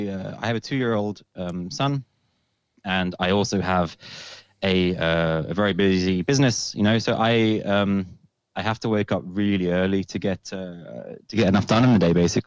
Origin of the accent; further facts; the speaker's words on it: London, United Kingdom; now in Copenhagen, Denmark; I am a Londoner. I am born and raised in London.